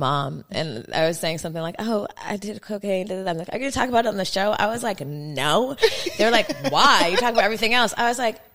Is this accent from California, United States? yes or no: yes; Los Angeles, California, United States; we're from